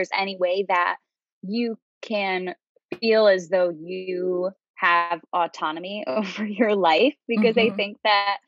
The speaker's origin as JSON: {"language": "English", "region": "Connecticut", "country": "United States", "said": "I am from Connecticut originally, and that's where I'm calling from"}